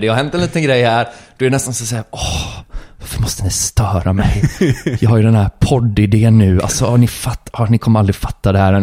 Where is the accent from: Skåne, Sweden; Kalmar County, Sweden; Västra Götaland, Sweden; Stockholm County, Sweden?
Västra Götaland, Sweden; Gothenburg; jag är från Göteborg och jag, här, jag tänker mycket på det arvet, eller det är det jag uppfostrar med